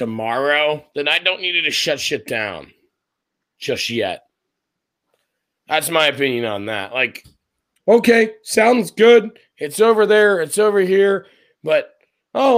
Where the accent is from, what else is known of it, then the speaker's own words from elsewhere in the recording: Scotland, United Kingdom; as a Scotsman, like, and as an actual person from Scotland